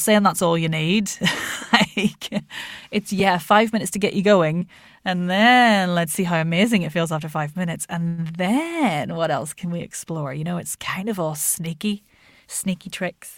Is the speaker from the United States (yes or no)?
no; Ireland; moved away; also born or lived in Lancashire, England; my dad was Irish and we lived in Ireland